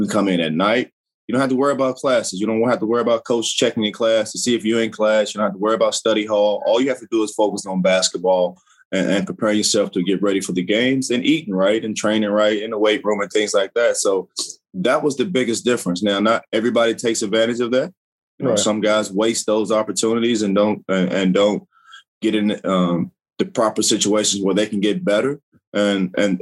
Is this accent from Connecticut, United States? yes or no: no; Kentucky, United States; I'm from Kentucky, so Kentucky is just a basketball state